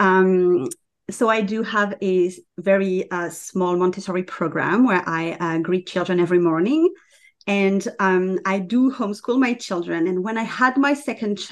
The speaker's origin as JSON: {"language": "English", "country": "France", "moved": "as an adult", "lives_now": "Canada", "said": "I live in Canada, but I'm from France originally."}